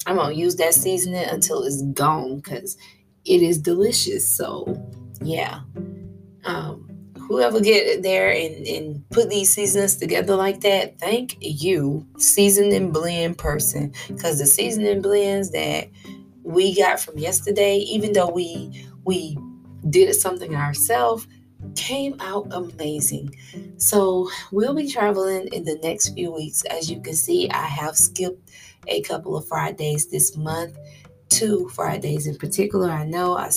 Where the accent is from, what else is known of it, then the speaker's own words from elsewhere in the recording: Florida, United States; I'm a girl from Florida